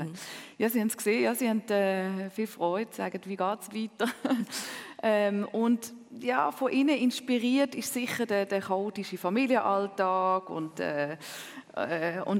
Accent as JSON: {"language": "German", "region": "Zurich", "country": "Switzerland", "second_language": "German", "said": "Ja, Zürich ist meine Heimat. Äh, Hamburg ist sicher eine zweite Heimat, Paris eine dritte Heimat, aber das stimmt schon."}